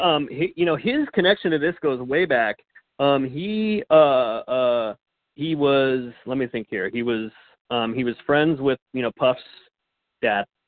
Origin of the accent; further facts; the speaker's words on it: Fullerton, California, United States; also born or lived in rural Colorado / Phoenix, Arizona; now in Los Angeles, United States; I was born in Orange County, California. So I was born in Southern California out in the uh, the suburbs in uh, kind of the Fullerton Fullerton Brea area. And then uh, for a time, I lived in rural Colorado on a farm